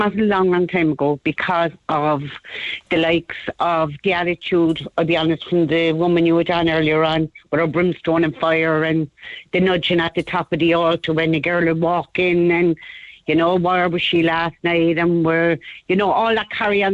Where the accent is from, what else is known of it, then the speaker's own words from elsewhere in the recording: Cork, Munster, Ireland; I'm from the Holly Hill area. We had a beautiful priest up here one time